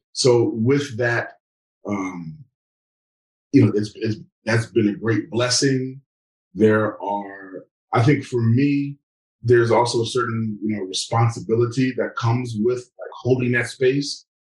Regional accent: New York, United States; growing up in New York where people don't care who you are

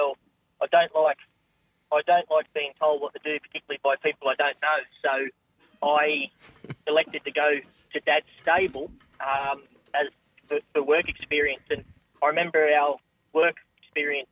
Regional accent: Mudgee, New South Wales, Australia; also born or lived in Paddington, Sydney / Gulgong; I moved to Mudgee when I was... in year two

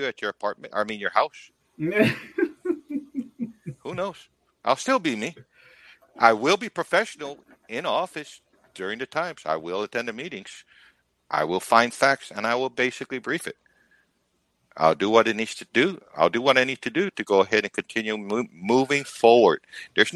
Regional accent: Guam; now in Texas, United States; I am from Guam

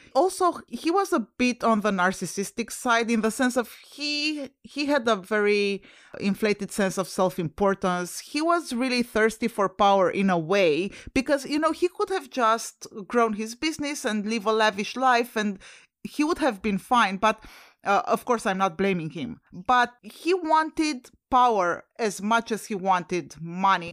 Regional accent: Romania; moved away; I'm originally from Romania and Romania is a former U S S R satellite country

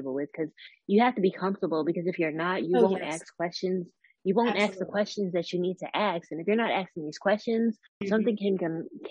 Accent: Westchester County, New York, United States; also born or lived in Georgia; I'm from New York. I'm not from like NYC, Manhattan. I'm from Westchester County, New York

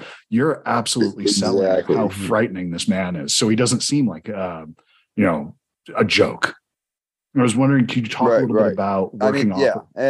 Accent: Georgia, United States; I'm from Georgia

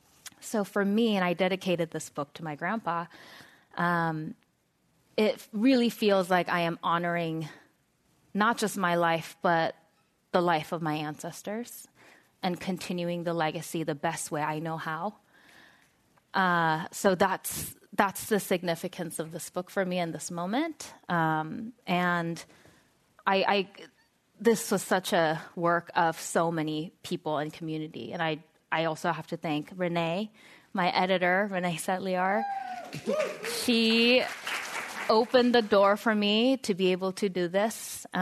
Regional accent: San Diego, California, United States; I grew up in San Diego, a very conservative part of San Diego.

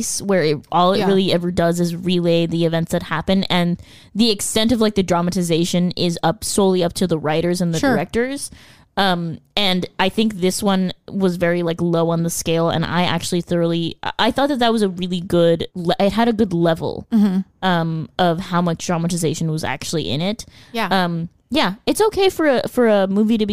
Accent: United States

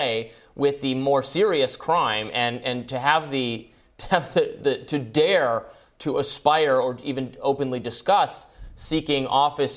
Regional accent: Michigan, United States; I'm from Michigan

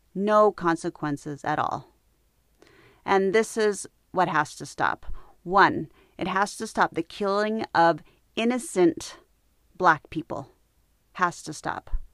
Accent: United States; I was born in the United States. My parents were not.

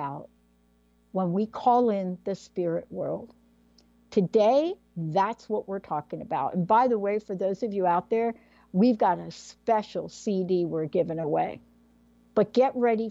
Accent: New York City, New York, United States; I'm a girl from the Bronx. As a matter of fact, I'm from District 14 in the Bronx. I went to PS 14.

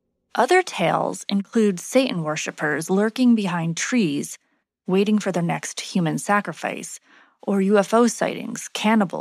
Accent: New Jersey, United States; my home state, New Jersey

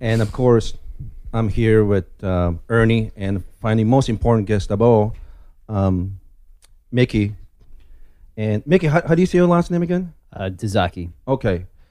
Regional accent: Kansai, Japan; now in United States; I was born in Japan. Um, ethnically Korean

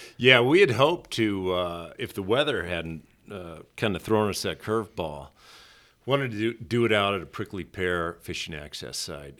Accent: Montana, United States; I was raised on the Missouri River

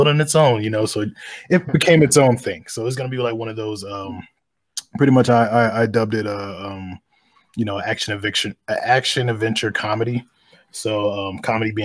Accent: North Carolina, United States; now in Colorado Springs, United States; originally, I'm from North Carolina

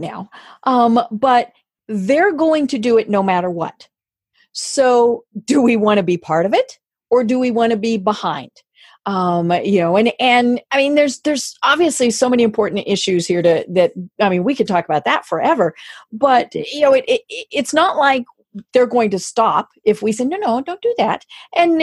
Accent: United States; being an American

